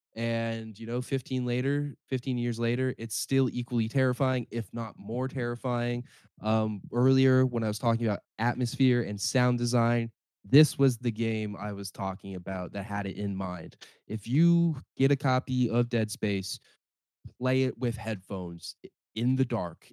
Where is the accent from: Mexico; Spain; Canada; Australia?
Canada; Cambridge, Ontario; my hometown, Cambridge, and also in Brantford